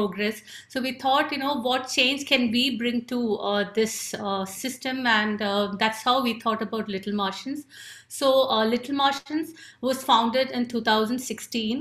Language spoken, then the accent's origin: English; India; I'm from India